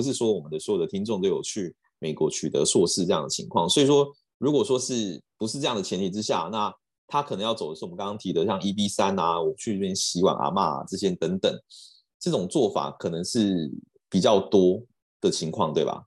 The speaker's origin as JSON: {"language": "Chinese", "country": "Taiwan", "said": "我们台湾这边"}